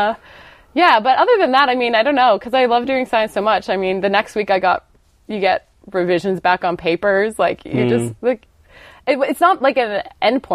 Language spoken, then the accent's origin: English; Ontario, Canada; moved away as an adult; now in Australia; I'm originally from Canada, and in Ontario, where I grew up